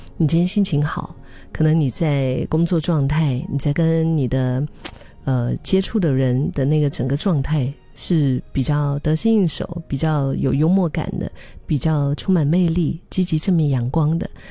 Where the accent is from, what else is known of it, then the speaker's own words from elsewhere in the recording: Singapore; 用我们新加坡人的话说